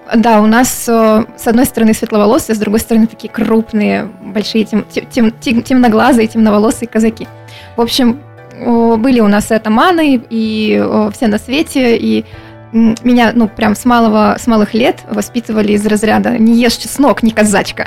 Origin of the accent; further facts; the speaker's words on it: Krasnodar, Krasnodar Krai, Russia; я коренная краснодарка, если можно так сказать. Вот э, и по папе, и по маме мы все с Кубани.